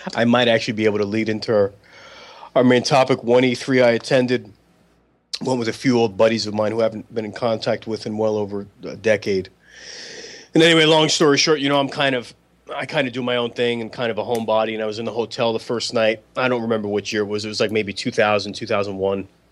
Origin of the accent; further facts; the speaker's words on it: New York City, New York, United States; now in Portland, United States; I was born in the Bronx and I'm from Bronx, New York